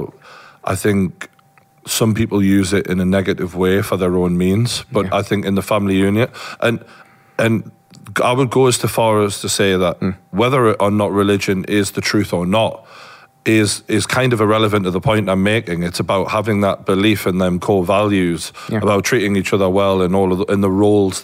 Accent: Newcastle upon Tyne, North East England, United Kingdom; I grew up in Newcastle

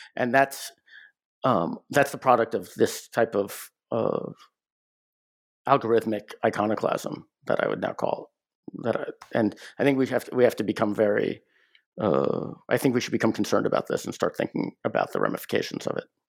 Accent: United States; I'm an American

